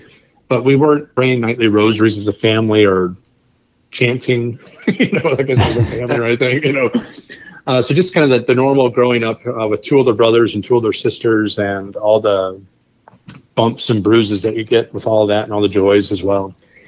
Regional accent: St. Louis, Missouri, United States; I grew up here in St. Louis. I'm the youngest of five kids. We were Sunday churchgoers, Catholic by identity, and Catholic grade school.

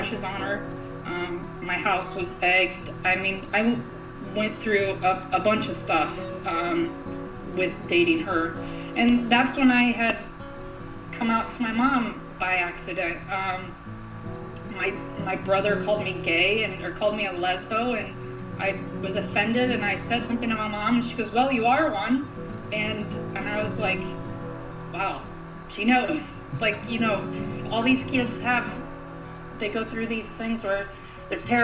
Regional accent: Central Illinois, United States; moved away as an adult; now in New York City, United States; I'm originally from the Midwest, Central Illinois to be exact, of a tiny farming community, about 1,300 people

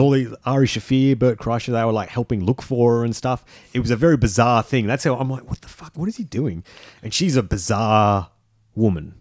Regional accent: Australia; we live in Australia. We are Australian men, but we are men of the world

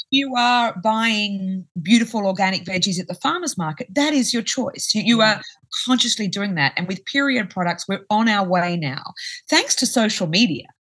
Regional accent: Australia; I'm from Australia

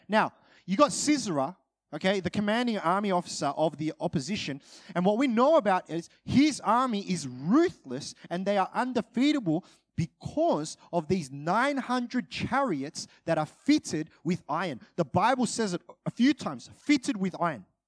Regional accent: Australia; I'm Australian

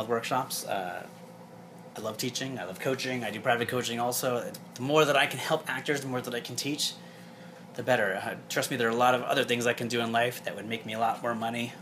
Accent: New York, United States; I'm from New York

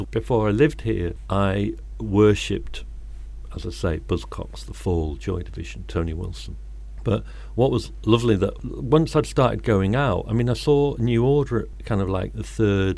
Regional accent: Birmingham, West Midlands, United Kingdom; moved away as an adult; now in Manchester, United Kingdom; I grew up in Birmingham and I came here in 1980 to be a student

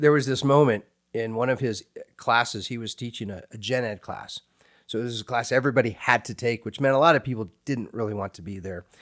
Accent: Hays, Kansas, United States; moved away; I went to a small state university there in my hometown, Fort Hays State University

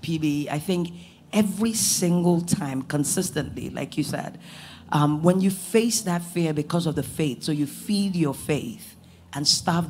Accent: United States; I think one of the biggest things for me was not growing up in Nigeria, right?

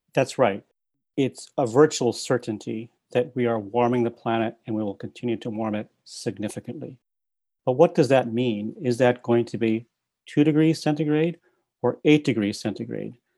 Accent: Midwest, United States; now in Princeton, United States; I grew up in the Midwest

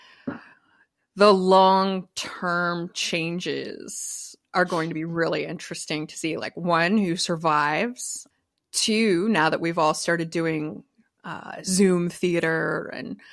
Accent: East Coast, United States; now in Los Angeles, United States; we're all from the East Coast

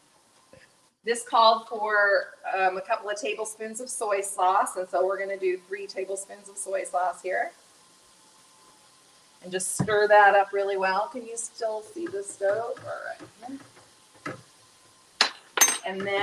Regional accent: Lawrence, Kansas, United States; moved away as an adult; now in Nepal; I live, when I'm in the U.S., I'm from Lawrence, Kansas

